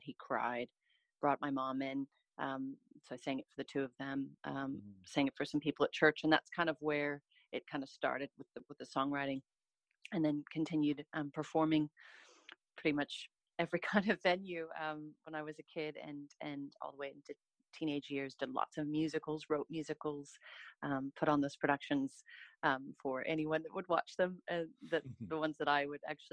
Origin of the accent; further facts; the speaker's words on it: Salem, Oregon, United States; moved away; I'm originally from Oregon, and I lived there for majority of my life, did theater, music, and dance, and just loved being a part of the Salem community